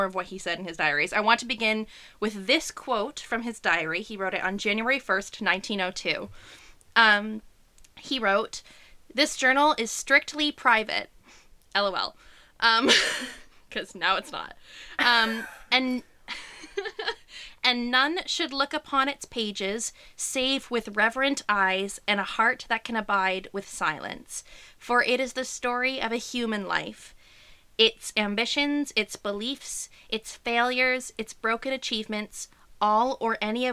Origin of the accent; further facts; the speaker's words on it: Kitchener, Ontario, Canada; Berlin, which is now Kitchener, which is my hometown